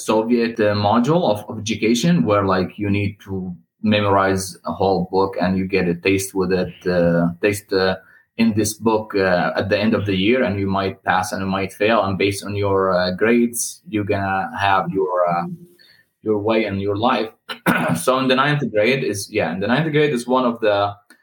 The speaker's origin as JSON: {"language": "English", "town": "Suran", "region": "Hama Governorate", "country": "Syria", "tie": "born or raised there", "moved": "as an adult", "lives_now": "Ottawa, Canada", "said": "I was born in the central area in a small city, relatively old, and not like in the center of Hama, but in a neighboring city. It's called Soran"}